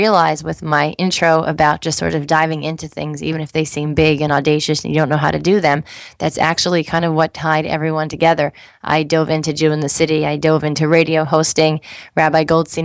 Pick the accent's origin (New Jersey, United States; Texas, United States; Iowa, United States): New Jersey, United States; I grew up in New Jersey